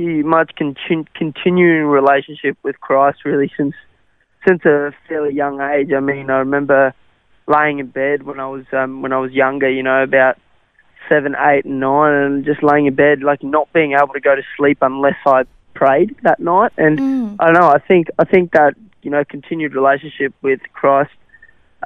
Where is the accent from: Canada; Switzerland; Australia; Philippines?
Australia; accent: Australian; first language Afrikaans; English is a second language; also born or lived in South Africa; I learnt English sort of as we were, as I was growing up in Australia and with the Australian slang, and so that's kind of why I don't have the South African accent